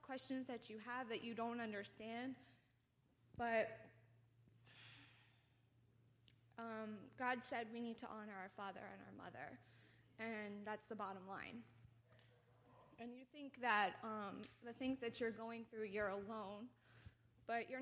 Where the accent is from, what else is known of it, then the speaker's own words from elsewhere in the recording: New Jersey, United States; I'm from New Jersey.